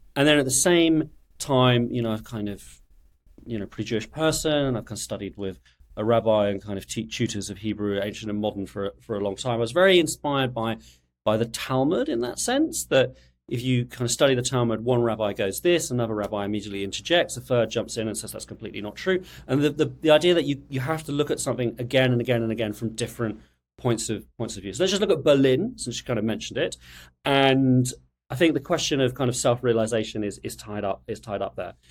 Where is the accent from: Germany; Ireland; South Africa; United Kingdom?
United Kingdom; also born or lived in France; I'm British, obviously, I can't keep a secret of that, though. I'm sort of also French, but, but I'm, I'm mostly British.